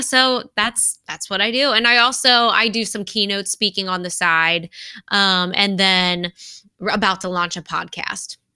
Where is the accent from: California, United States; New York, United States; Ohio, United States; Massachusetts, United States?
Ohio, United States; Cincinnati; moved away as an adult; also born or lived in Indianapolis / Rochester, Minnesota; this is my hometown